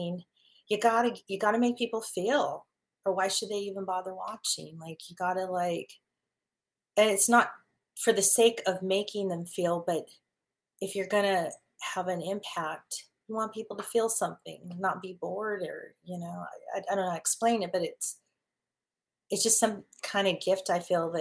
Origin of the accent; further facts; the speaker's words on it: California, United States; also born or lived in Dallas; my home state of California